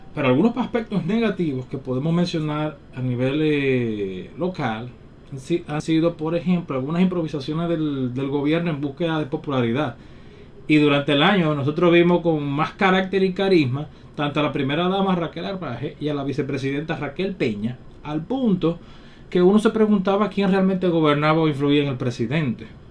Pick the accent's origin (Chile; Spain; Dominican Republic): Dominican Republic; los dominicanos necesitamos